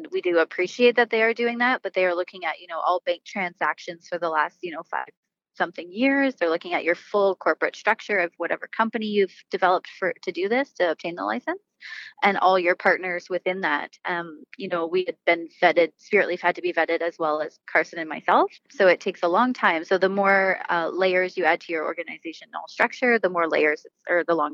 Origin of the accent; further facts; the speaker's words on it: Ontario, Canada; now in Vernon, Canada; I'm from Ontario originally